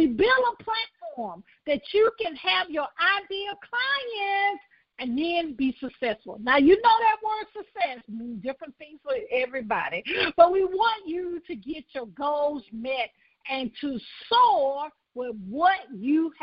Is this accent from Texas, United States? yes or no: no; Birmingham, Alabama, United States; also born or lived in Conyers, Georgia; I was born in Birmingham, Alabama